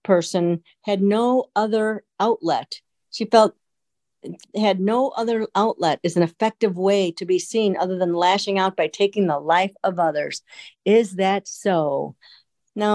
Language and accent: English; United States; We are Americans.